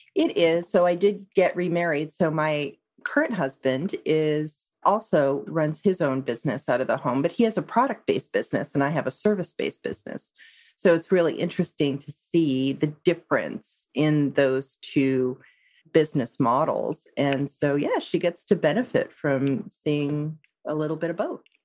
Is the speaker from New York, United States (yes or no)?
no; San Francisco Bay Area, California, United States; I'm in the San Francisco Bay Area. So I'm uh, actually a native of this area